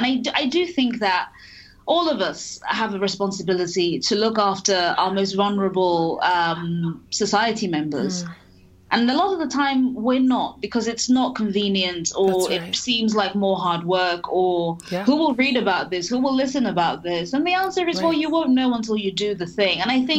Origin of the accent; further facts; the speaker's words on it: Nigeria; now in United Kingdom; I am a foreigner, I'm an immigrant, mm-hmm, I'm Nigerian, I am British, I have this accent.